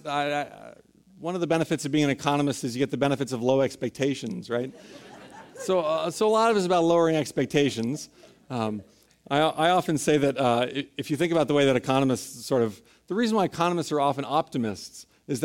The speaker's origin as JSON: {"language": "English", "town": "San Francisco", "region": "California", "country": "United States", "tie": "born or raised there", "said": "I grew up in San Francisco, was born and raised here"}